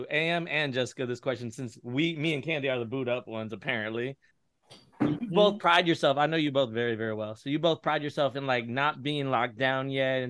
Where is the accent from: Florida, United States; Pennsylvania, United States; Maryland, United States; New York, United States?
Florida, United States; West Palm Beach; Me growing up in South Florida, though, this is a weird connection that you and I have. Mm-hmm. I lived in West Palm Beach for 26 years, and I was an alum at FAU in Boca Raton